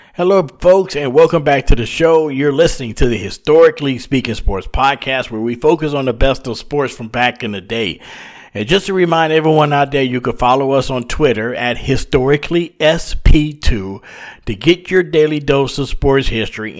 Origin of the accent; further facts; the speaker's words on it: Louisiana, United States; Growing up in Louisiana